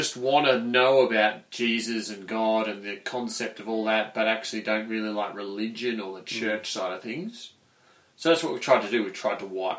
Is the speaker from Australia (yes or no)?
yes; Corryong, Victoria, Australia; now in Mansfield, Australia; I grew up in Corion.